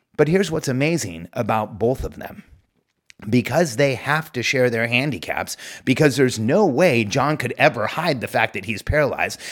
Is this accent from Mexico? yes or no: yes; Mexico; moved away; I, I grew up in Mexico.